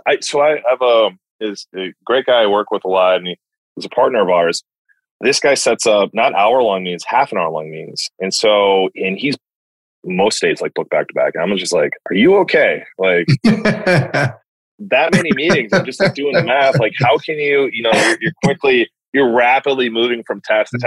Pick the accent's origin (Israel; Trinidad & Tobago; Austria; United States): United States; as an American that's only worked for Americans